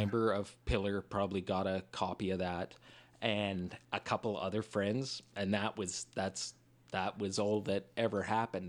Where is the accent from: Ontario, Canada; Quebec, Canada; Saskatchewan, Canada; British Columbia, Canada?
Saskatchewan, Canada; Regina; we're from Regina